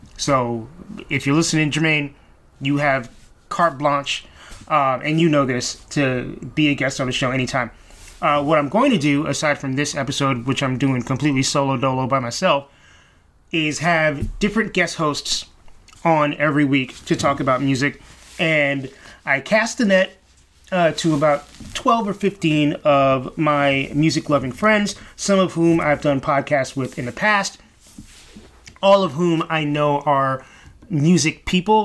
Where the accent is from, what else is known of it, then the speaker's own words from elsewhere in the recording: New York City, New York, United States; I grew up here in Brooklyn, grew up in East Flatbush, East 45th in Church.